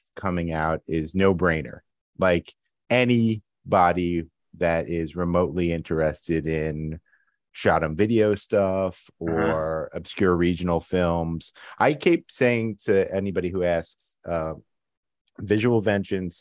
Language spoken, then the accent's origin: English; New York City, New York, United States; being a New Yorker